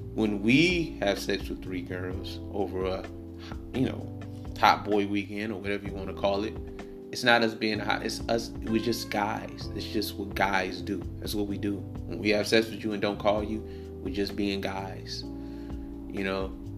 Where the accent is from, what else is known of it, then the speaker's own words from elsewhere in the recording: Detroit, Michigan, United States; I'm from I'm from Detroit.